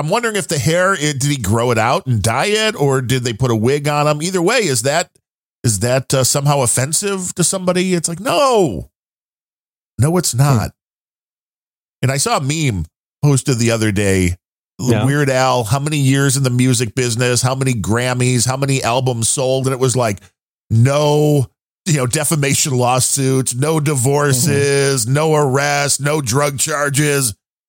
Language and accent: English; New Jersey, United States; Are you from Jersey? I'm from Jersey.